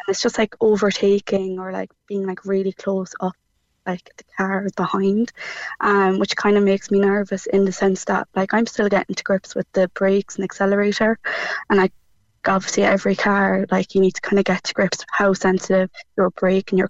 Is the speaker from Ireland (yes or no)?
yes; Cork, Munster, Ireland; moved away as an adult; now in Limerick, Ireland; I'm living in Limerick even, but I'm from Cork